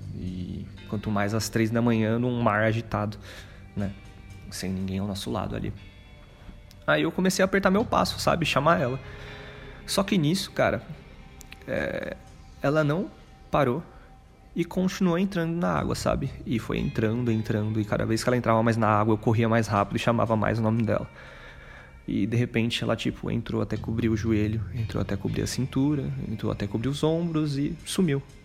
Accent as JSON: {"language": "Portuguese", "region": "Greater São Paulo", "country": "Brazil", "said": "eu sou daqui da Grande São Paulo"}